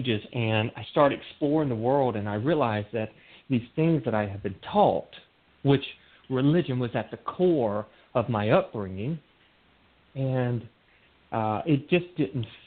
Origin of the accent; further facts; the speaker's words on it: North Carolina, United States; moved away as an adult; also born or lived in Seattle, Washington; this little town that I grew up in North Carolina